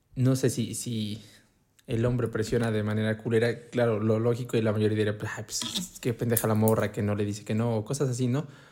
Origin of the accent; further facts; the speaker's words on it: Puebla, Mexico; como todo poblano